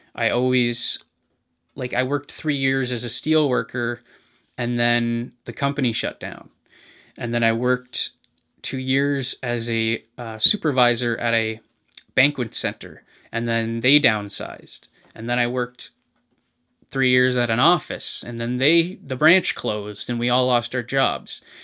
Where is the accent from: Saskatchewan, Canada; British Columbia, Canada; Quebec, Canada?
British Columbia, Canada; moved away as an adult; now in Hamilton, Canada; I'm originally from British Columbia, but I've lived in Hamilton for almost a decade.